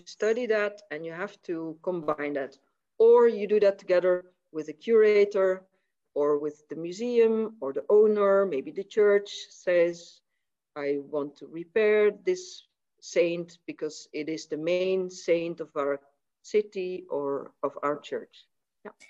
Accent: Maastricht, Limburg, Netherlands; I was born in Maastricht in 1963

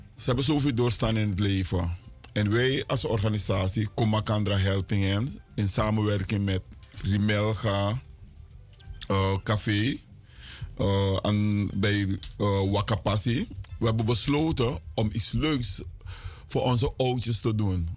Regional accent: Suriname; now in Miami, United States; wij als Surinamers

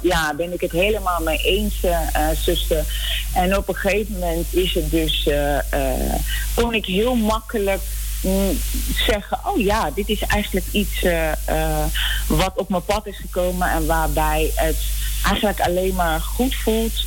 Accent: Netherlands; also born or lived in Nickerie, Suriname / Amsterdam; ik ben in Nederland opgegroeid

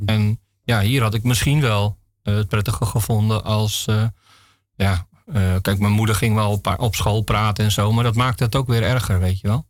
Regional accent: Nieuw-Vennep, North Holland, Netherlands; ik ben geboren in Nieuw-Vennep. Dat is eh, een plaats eh, in de gemeente Haarlemmermeer.

